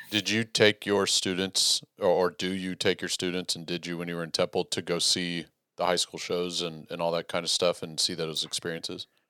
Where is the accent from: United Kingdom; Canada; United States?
United States; Texas; as a Texan